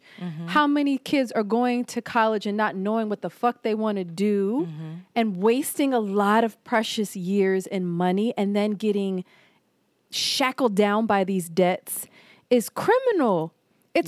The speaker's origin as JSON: {"language": "English", "town": "Philadelphia", "region": "Pennsylvania", "country": "United States", "said": "I'm from Philly"}